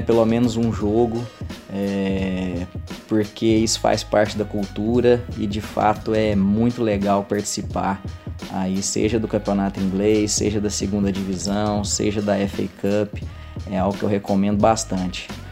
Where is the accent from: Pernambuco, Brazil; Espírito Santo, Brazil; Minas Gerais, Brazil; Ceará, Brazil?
Minas Gerais, Brazil; Uberlândia; sou de Uberlândia, Minas Gerais